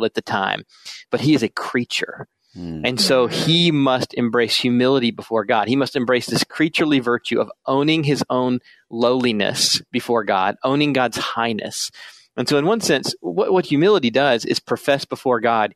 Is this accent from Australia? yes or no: no; South Carolina, United States; moved away as an adult; now in Minnesota, United States; I'm originally from South Carolina, so you may hear that in my voice, even though I've been here in Minnesota since 2003.